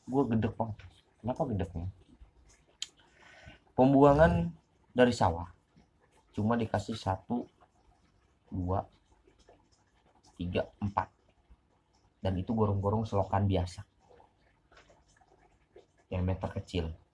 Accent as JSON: {"language": "Indonesian", "town": "Banyuwangi", "region": "East Java", "country": "Indonesia", "tie": "born or raised there", "said": "kayak kampung gua Banyuwangi dulu Banyuwangi itu cuma terkenalnya goib doang udah santet santet santet santet santet"}